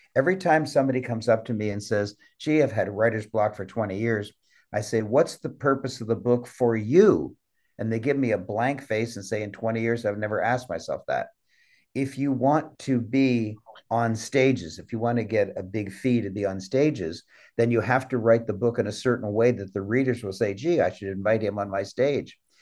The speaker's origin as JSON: {"language": "English", "country": "Canada", "said": "I'm a Canadian"}